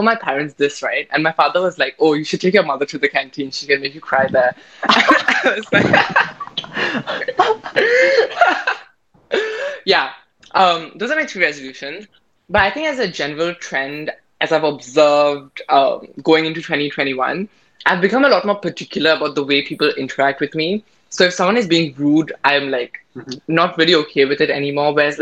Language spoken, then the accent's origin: English; India; I'm Indian